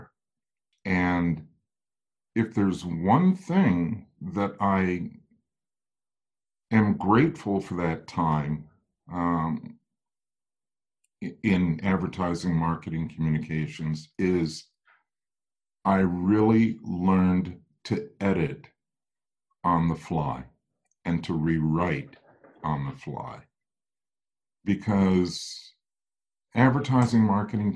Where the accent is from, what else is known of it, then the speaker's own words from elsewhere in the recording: Midwest, United States; I'm a Midwesterner